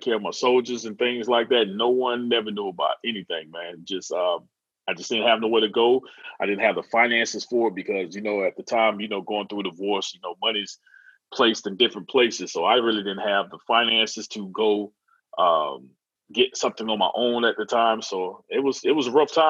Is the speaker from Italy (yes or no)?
no; Florida, United States; moved away as an adult; also born or lived in Maryland; I moved back down to Florida from Maryland